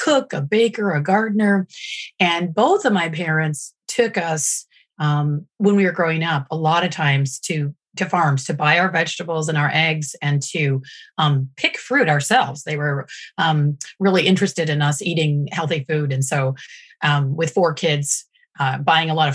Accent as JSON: {"language": "English", "town": "Kalamazoo", "region": "Michigan", "country": "United States", "tie": "born or raised there", "also_born_or_lived": "North Carolina / France / New York City", "moved": "as an adult", "said": "I'm from Southwestern Michigan, originally from Kalamazoo"}